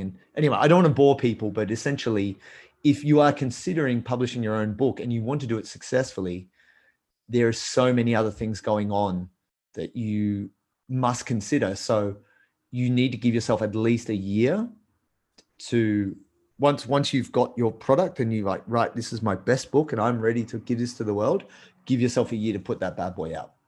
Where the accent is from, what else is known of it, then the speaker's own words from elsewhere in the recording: Australia; I'm Australian